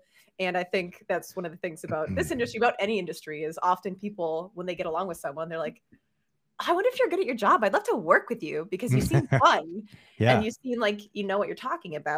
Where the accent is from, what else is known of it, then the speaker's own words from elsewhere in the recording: Canada; moved away; I'm Canadian